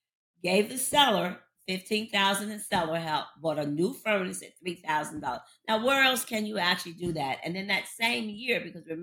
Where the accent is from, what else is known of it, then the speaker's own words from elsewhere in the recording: Jacksonville, Florida, United States; also born or lived in Paterson, New Jersey; now in Baltimore, United States; In Florida, I'm from Jacksonville, Florida, originally. We moved to New Jersey in 1967